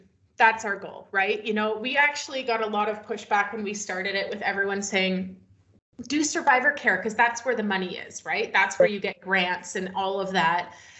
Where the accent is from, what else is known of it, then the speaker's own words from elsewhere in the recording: British Columbia, Canada; I am located in Canada now. I came back to my homeland, so I'm in British Columbia